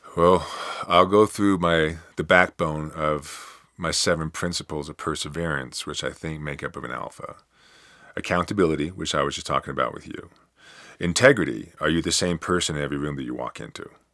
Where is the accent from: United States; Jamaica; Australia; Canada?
United States; at least I'm still an American